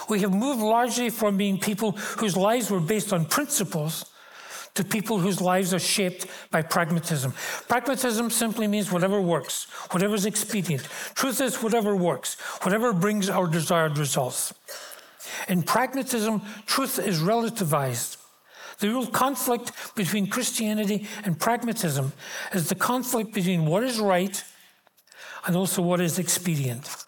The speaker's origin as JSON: {"language": "English", "town": "Glasgow", "region": "Scotland", "country": "United Kingdom", "tie": "born or raised there", "said": "And I remember growing up in Glasgow in the mid 40s into the 50s and 60s, you did not shop on Sundays."}